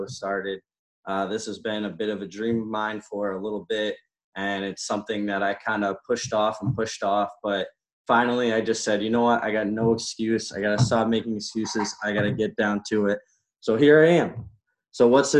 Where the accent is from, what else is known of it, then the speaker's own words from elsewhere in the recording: New England, United States; I grew up in the New England area